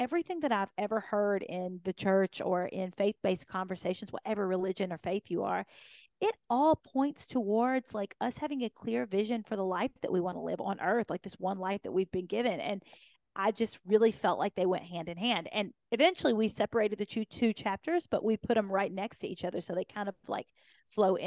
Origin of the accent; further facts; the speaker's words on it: Kentucky, United States; I'd been this grown up on this farm in Kentucky